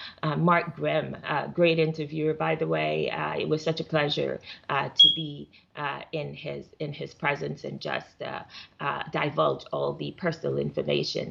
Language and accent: English; Jamaica; moved away; I'm originally from Jamaica.